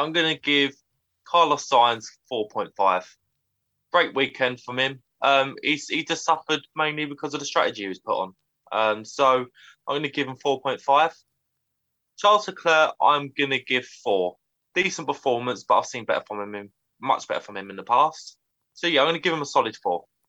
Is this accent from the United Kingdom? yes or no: yes; United Kingdom; as a British Formula One fan